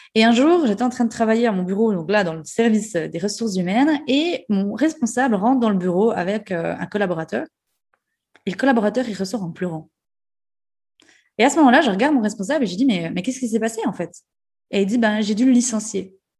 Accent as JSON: {"language": "French", "region": "Jura", "country": "Switzerland", "accent": "jurassien et ajoulot", "moved": "yes", "said": "je garde toujours mon accent euh, jurassien et ajoulot."}